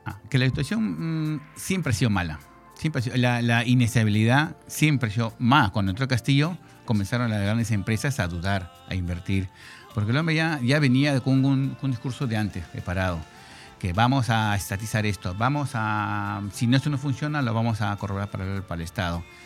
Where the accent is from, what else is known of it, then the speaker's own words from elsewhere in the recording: Lima, Peru; moved away as an adult; now in Spain; Yo soy peruano, limeño de nacimiento, 53